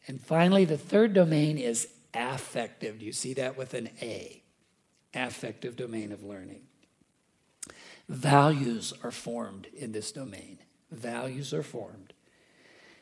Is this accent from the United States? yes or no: yes; Pittsburgh, Pennsylvania, United States; now in DeKalb, United States; I grew up in Western Pennsylvania, in Pittsburgh.